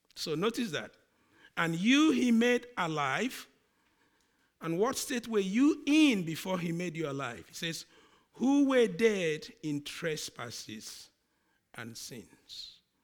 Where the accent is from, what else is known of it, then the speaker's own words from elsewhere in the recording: Nigeria; accent: Nigerian; my accent, the Nigerian one, comes on.